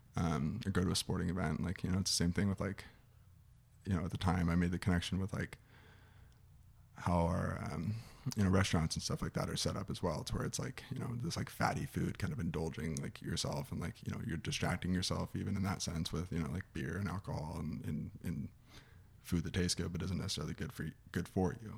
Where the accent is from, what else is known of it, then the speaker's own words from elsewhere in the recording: Scottsdale, Arizona, United States; I'm from here. I'm from Scottsdale, Arizona.